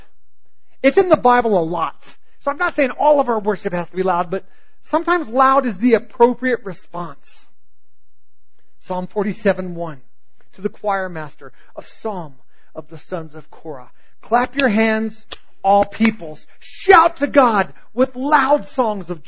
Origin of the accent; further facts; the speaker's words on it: the South, United States; I grew up in the South, and I grew up in a Christian home